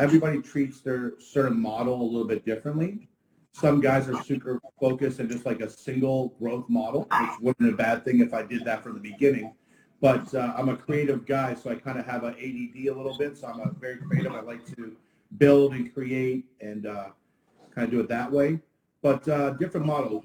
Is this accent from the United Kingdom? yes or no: no; Ottawa, Ontario, Canada; now in Fort Lauderdale, United States; I'm actually originally from Ottawa, Canada, and uh, now we're here in the Sunshine State.